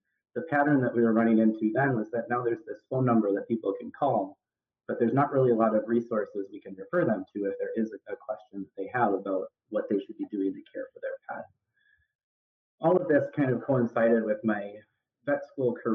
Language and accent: English; Madison, Wisconsin, United States; moved away as an adult; I grew up in Madison, Wisconsin, so when I came back here for vet school, it was returning to my old stomping grounds a little bit, and I'm currently still in Madison, Wisconsin